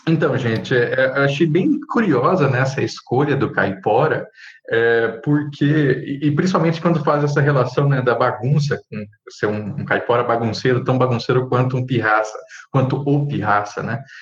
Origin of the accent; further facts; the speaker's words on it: Center-West, Brazil; no centro-oeste, né, que é a minha terra